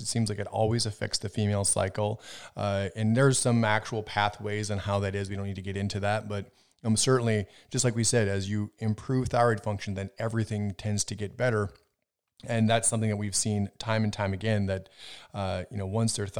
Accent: Minnesota, United States; also born or lived in Wisconsin; growing up in Minnesota, Wisconsin, I had a lot of older relatives

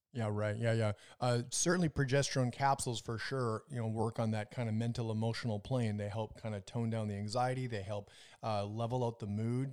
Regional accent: Minnesota, United States; moved away; also born or lived in Las Vegas; I'm from Minnesota

